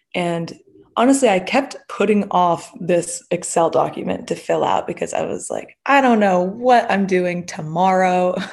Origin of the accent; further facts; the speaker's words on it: Delaware, United States; also born or lived in Massachusetts; I'm from Delaware, and I came to Drexel to study entrepreneurship